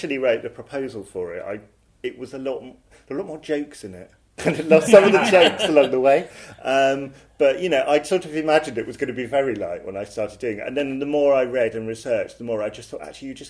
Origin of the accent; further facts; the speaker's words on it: Croydon, London, United Kingdom; also born or lived in Elephant and Castle, London; So I'm from Croydon, from a housing estate outside Croydon, New Addington